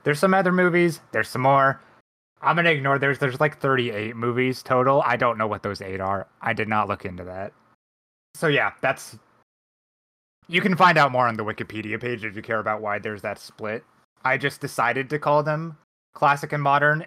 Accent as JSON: {"language": "English", "country": "United States", "said": "my American brain"}